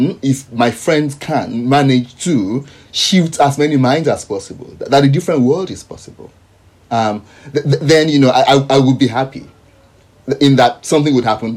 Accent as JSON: {"language": "English", "country": "Nigeria", "moved": "yes", "lives_now": "Sydney, Australia", "said": "I'm speaking as a Nigerian now, part of that push is convincing, say, my friends and colleagues back home in Nigeria"}